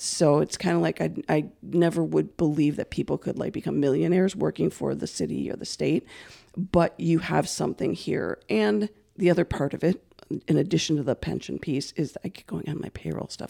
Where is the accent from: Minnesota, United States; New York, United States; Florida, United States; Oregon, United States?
Minnesota, United States; Saint Paul; also born or lived in River Falls, Wisconsin / Hudson / White Bear Lake / Centerville; I've always been born and raised in Saint Paul